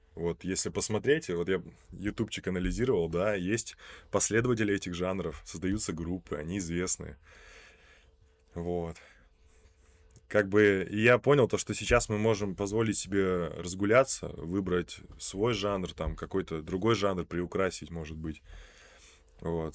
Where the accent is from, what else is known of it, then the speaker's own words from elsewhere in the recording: Polyarny, Murmansk Oblast, Russia; also born or lived in Rossosh; я родился в Россоши, значит, примерно мне было три месяца, мой отец, ввиду своей, опять же, работы, э, поехал на север, э, в Мурманскую область, город Полярный. И в этом городе, соответственно, я уже рос